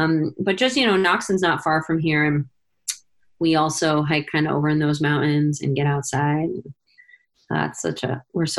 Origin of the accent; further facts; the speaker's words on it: Rhode Island, United States; also born or lived in western Montana; now in Sandpoint, United States; It feels a little bit like home. I grew up in Rhode Island.